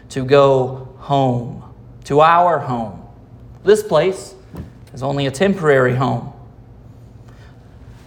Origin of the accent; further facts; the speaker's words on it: United States; As Americans